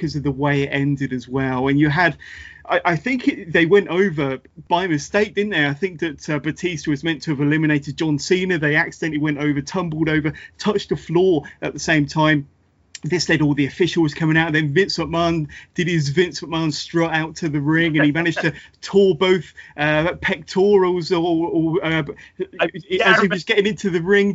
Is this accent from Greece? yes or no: no; United Kingdom; I'm a fellow Brit